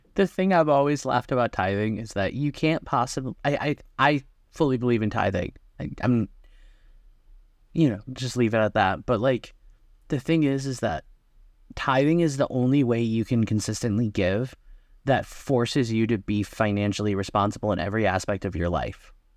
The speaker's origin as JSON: {"language": "English", "region": "Wisconsin", "country": "United States", "said": "I'm from Wisconsin"}